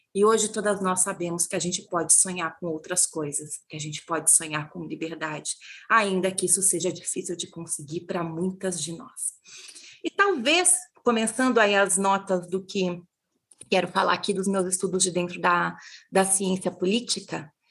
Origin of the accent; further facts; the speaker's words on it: interior of Paraná, Brazil; eu sou do interior do Paraná, eu sou bisneta, neta e filha de agricultoras.